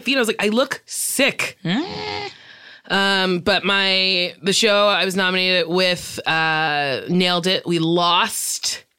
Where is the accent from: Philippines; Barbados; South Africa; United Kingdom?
Barbados; We're both from Barbados.